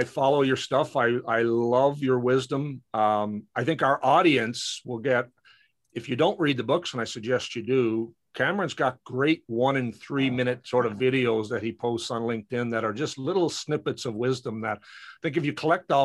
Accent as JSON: {"language": "English", "town": "St. John's", "region": "Newfoundland and Labrador", "country": "Canada", "also_born_or_lived": "Edmonton, Alberta", "moved": "as an adult", "said": "I'm from St. John's, Newfoundland originally."}